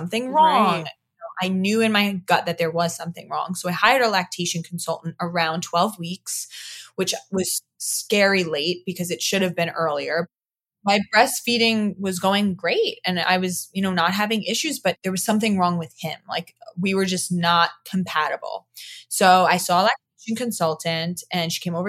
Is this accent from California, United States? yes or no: no; Long Island, New York, United States; moved away as an adult; also born or lived in Queens, New York; now in Florida, United States; born and raised. I was born in Queens, moved to Long Island when I was like 4 or 5